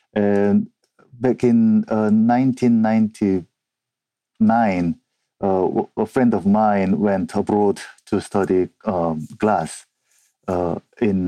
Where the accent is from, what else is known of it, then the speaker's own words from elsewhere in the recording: South Korea; English is a second language; moved away as an adult; now in Edinburgh, United Kingdom; I'm originally from South Korea. I have been living and working in Edinburgh, Scotland for over 14 years